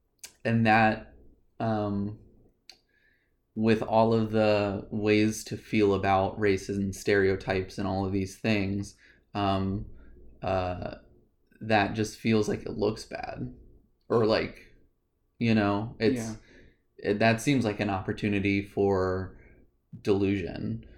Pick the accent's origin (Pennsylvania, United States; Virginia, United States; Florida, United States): Virginia, United States; grew up in Virginia. We grew up in like similar households, and similar beliefs and ideas.